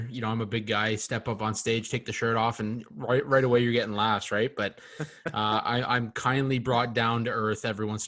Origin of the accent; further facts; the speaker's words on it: Canada; also born or lived in London, Ontario; us being Canadian